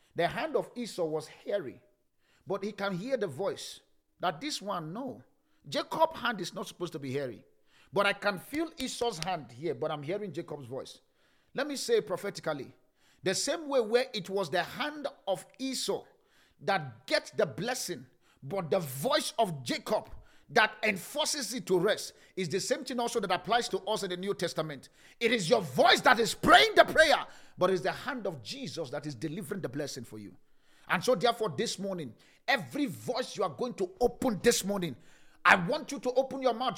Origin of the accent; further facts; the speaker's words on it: Nigeria; Nigerians were triggers. That's who we are.